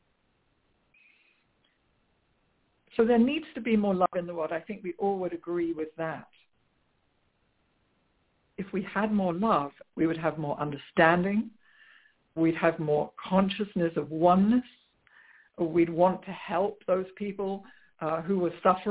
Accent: England, United Kingdom; moved away as an adult; also born or lived in London; now in United States; I grew up in England where I must say that religion is not such doesn't play such a prominent part with the majority of people as it does in the USA, where I now live

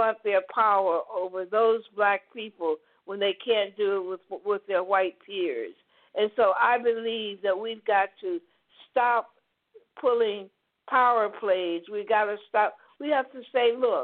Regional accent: the South, United States; growing up in the South, in the segregated South

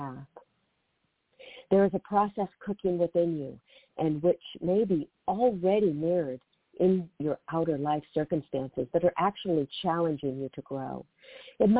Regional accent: Seattle, Washington, United States; moved away; I have relocated up to my hometown, the Seattle area

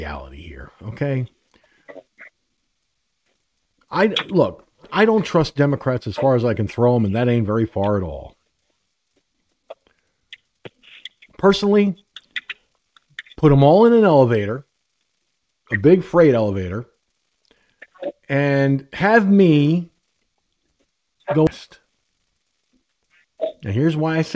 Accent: Peekskill, New York, United States; moved away; I'm originally from Peekskill, New York, roughly about 10 miles away from Yorktown Heights

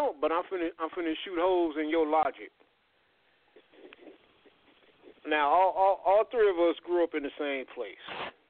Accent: United States; Everybody know, well, we grew up in Navajo.

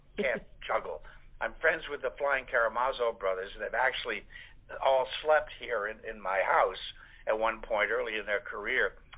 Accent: Goshen, Indiana, United States; also born or lived in New York; now in Beverly Hills, United States; I'm of course from Goshen, Indiana, originally

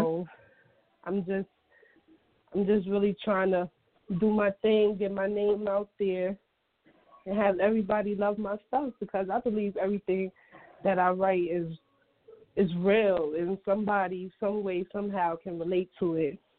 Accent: Brooklyn, New York, United States; I'm from Brooklyn.

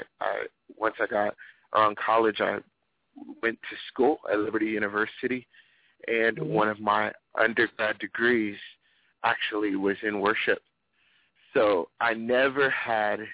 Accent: Lynchburg, Virginia, United States; from Lynchburg, Virginia. That's where our church is from. That's where I'm from.

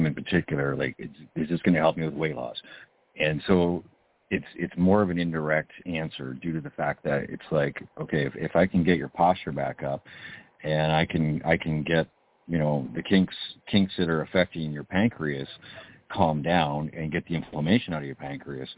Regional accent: Canada; I'm from Canada

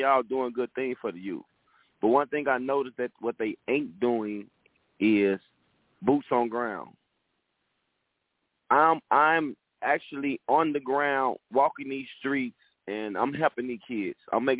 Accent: Inglewood, California, United States; By me growing up in Inglewood, it's a poverty area, and I've seen so much in my life.

